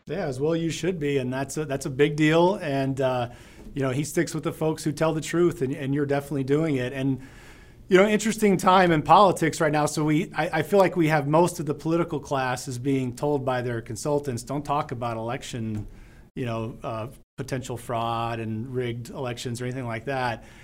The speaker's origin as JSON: {"language": "English", "town": "Deming", "region": "New Mexico", "country": "United States", "tie": "born or raised there", "said": "I was born and raised in Deming, New Mexico"}